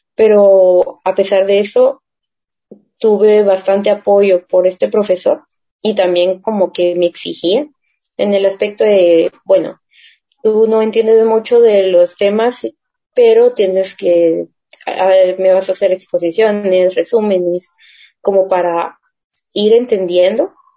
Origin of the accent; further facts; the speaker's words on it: Guatemala; como nosotros solemos hablar de Guate